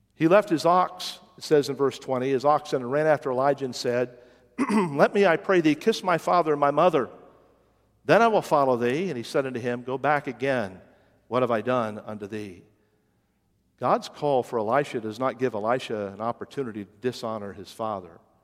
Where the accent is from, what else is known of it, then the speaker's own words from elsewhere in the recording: West Virginia, United States; moved away as an adult; also born or lived in Minnesota; my home state of West Virginia